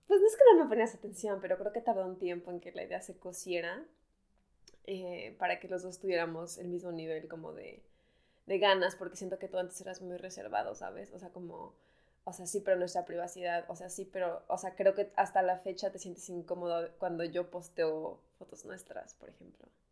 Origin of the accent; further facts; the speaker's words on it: Mexico; moved away as an adult; now in Berlin, Germany; Yo soy mexicana